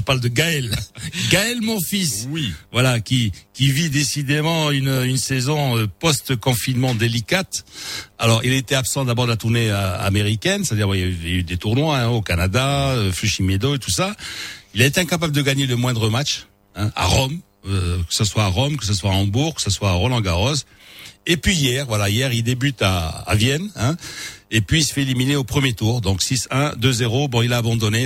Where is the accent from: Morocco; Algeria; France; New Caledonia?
Morocco; chez nous au Maroc